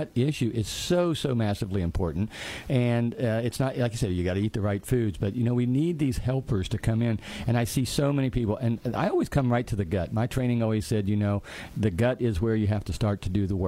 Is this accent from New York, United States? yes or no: no; West Virginia, United States; where are you from? I'd say, West Virginia